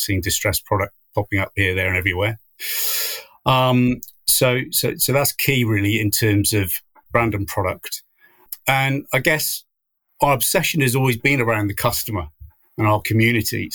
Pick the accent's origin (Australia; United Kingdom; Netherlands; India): United Kingdom; West Country, South West England; moved away as an adult; now in Cornwall, United Kingdom; I am from the West Countries, and it's not as if I've moved miles and miles.